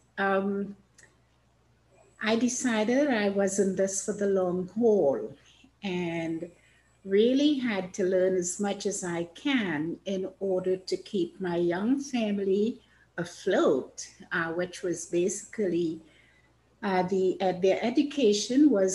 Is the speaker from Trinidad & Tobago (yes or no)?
yes; Trinidad & Tobago; moved away as an adult; now in Canada; I was born in Trinidad in the Caribbean